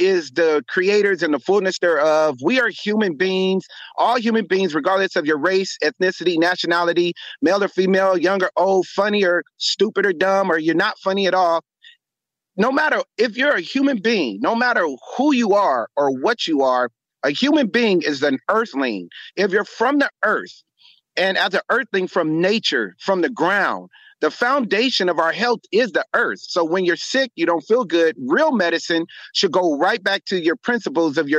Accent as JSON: {"language": "English", "town": "Los Angeles", "region": "California", "country": "United States", "tie": "born or raised there", "said": "I'm born and raised in Los Angeles, California, became a medical physician"}